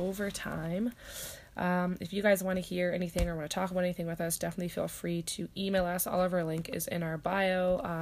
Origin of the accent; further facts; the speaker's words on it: Nova Scotia, Canada; I'm like, Nova Scotia